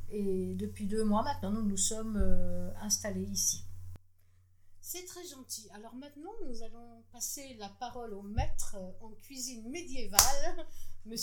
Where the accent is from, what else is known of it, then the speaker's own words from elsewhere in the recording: Geneva, Switzerland; born there; also born or lived in Vaud; nous sommes originaires de Genève, nous sommes nés à Genève, mais nous avons vécu environ 11 ans en campagne dans le canton de Vaud